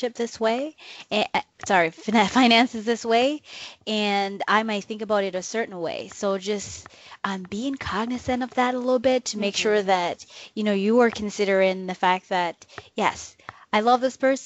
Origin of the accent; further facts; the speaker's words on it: Jamaica; moved away; I grew up in Jamaica